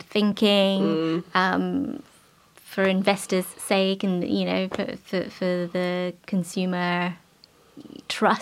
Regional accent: London, United Kingdom; I'm from West London, but I lived in East London.

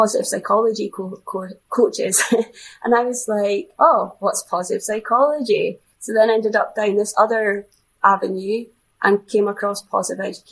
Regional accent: Scotland, United Kingdom; being a Scottish influence

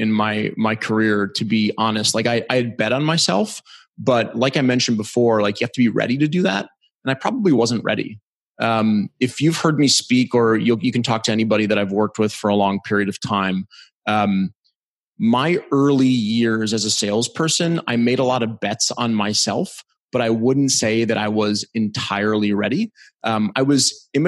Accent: Cleveland Heights, Ohio, United States; also born or lived in Novelty, Ohio; I'm originally from Cleveland, Ohio, and I grew up with a father who was in sales

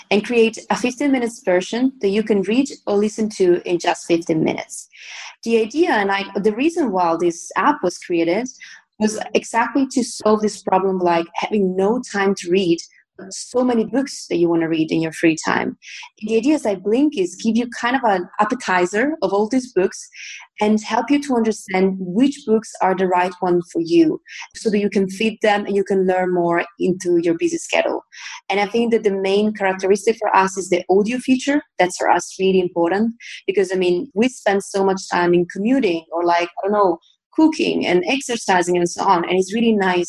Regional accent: Italy; moved away as an adult; now in Berlin, Germany; I come from Italy

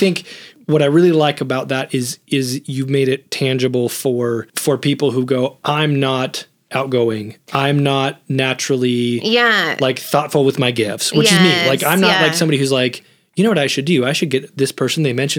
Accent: United States; I grew up at the church, mm-hmm. and I grew up in America.

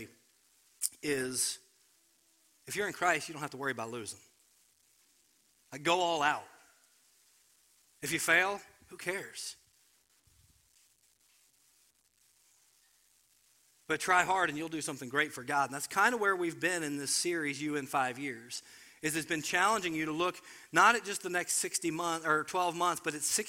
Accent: Cincinnati, Ohio, United States; I grew up in Cincinnati

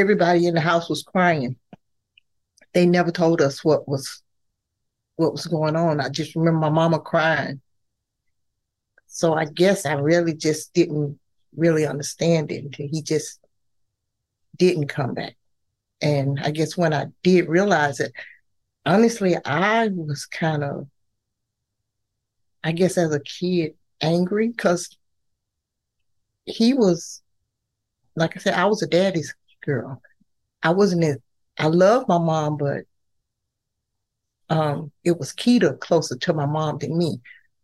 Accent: Pensacola, Florida, United States; We grew up in Pensacola, Florida

